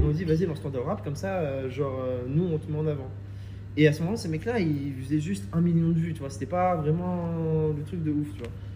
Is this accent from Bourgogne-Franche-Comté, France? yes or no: no; Reims, Grand Est, France; moved away as an adult; also born or lived in Paris; je viens de Reims à la base